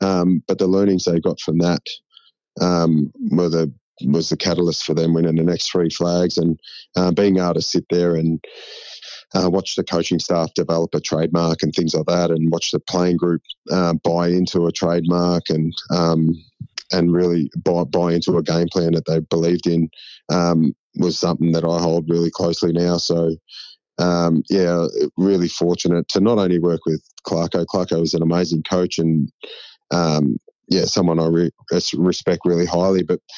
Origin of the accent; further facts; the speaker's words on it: Shepparton, Victoria, Australia; When I grew up in Shep